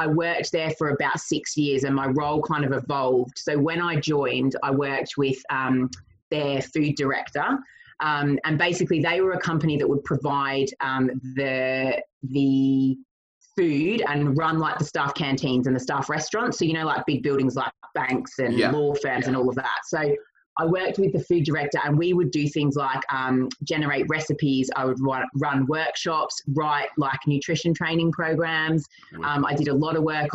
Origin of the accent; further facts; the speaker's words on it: Australia; moved away as an adult; also born or lived in United States / London; now in England; I'm not from England. I was born and bred in Australia